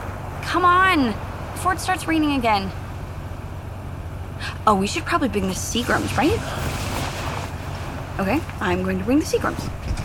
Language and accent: English; Phoenix, Arizona, United States; born there; also born or lived in New York; Yeah, I was born in Phoenix. My parents are what I think are colloquially referred to as monster people. I lived in New York for a bit.